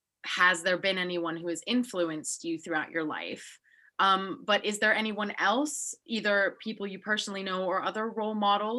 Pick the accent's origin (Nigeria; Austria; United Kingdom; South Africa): Austria; Salzburg; Yeah, and we come from Salzburg, Austria, where if you're not a banker or a lawyer, you are nothing.